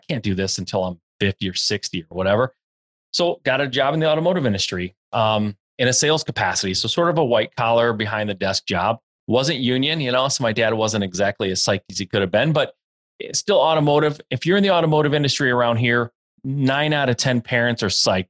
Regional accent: Michigan, United States; born and raised in Michigan, still live in Michigan

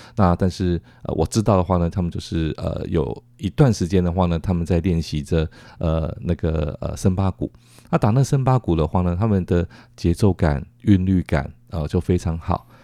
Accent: Taiwan; 跟他们介绍说我们，呃，来自于台湾

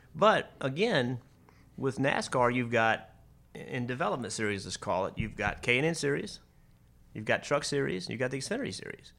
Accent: South Boston, Virginia, United States; I was from South Boston.

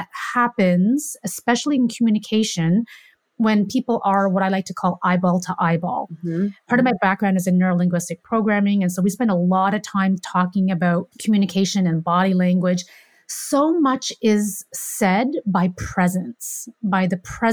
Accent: Canada; I'm from Canada

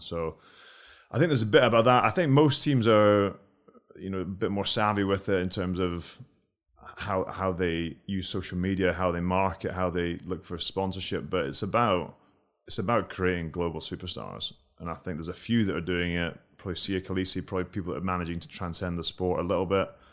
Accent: Scotland, United Kingdom; we're from Scotland

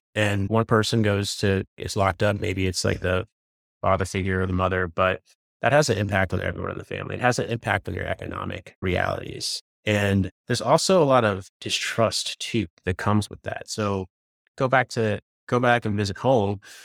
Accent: Virginia, United States; I grew up in Virginia

